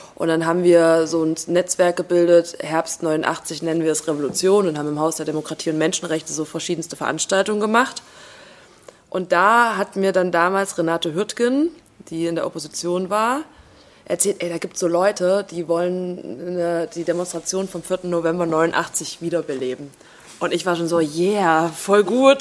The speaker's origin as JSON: {"language": "German", "town": "Jena", "region": "Thuringia", "country": "Germany", "tie": "born or raised there", "also_born_or_lived": "West Germany / Italy", "moved": "as an adult", "said": "ich bin in Jena geboren, 1987, habe dann im Westen studiert, weil es scheiße war in Thüringen in den Nullerjahren"}